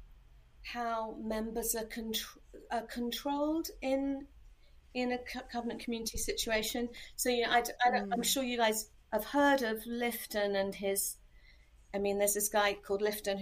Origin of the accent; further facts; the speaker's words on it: London, United Kingdom; moved away as an adult; now in Cheltenham, United Kingdom; I grew up in London, and a lot of my family still live there.